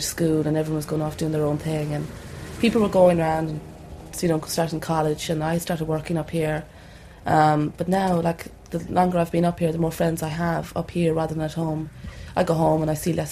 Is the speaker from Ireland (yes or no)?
yes; Roscommon, Connacht, Ireland; moved away as an adult; now in Dublin, Ireland; I'm from Roscommon, 4 miles outside Roscommon town